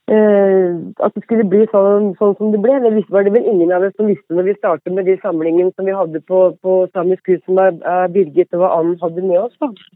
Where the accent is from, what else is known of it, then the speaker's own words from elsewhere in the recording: Vang, Innlandet, Norway; moved away as an adult; also born or lived in Oslo; jeg er hedmarking og kommer fra Vang utenfor Hamar.